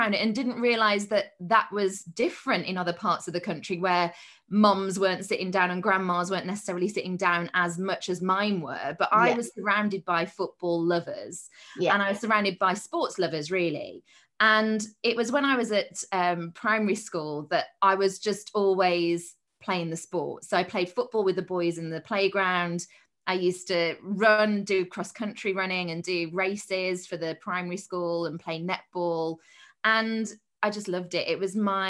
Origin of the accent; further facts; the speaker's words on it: Dudley, West Midlands, United Kingdom; I'm from Dudley in the West Midlands.